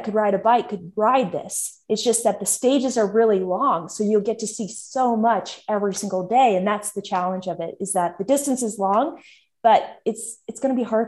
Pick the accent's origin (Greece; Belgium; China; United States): United States; Alaska; I'm from Alaska, also a northern place.